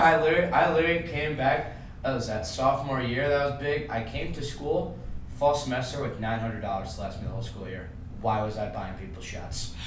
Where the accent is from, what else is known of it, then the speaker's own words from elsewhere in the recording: Long Island, New York, United States; I'm from Long Island.